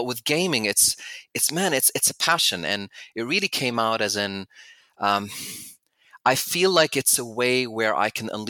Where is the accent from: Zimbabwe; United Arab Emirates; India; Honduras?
United Arab Emirates; Abu Dhabi; also born or lived in United States / Canada / Jordan / Oxford, United Kingdom; I'm from Abu Dhabi originally, which is about an hour away from Dubai